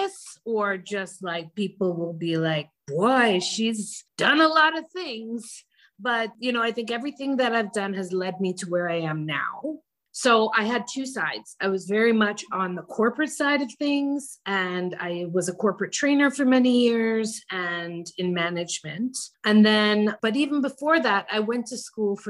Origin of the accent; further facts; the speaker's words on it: Canada; also born or lived in Jamaica; we came to Canada, I was born in Jamaica, came to Canada at a very young age.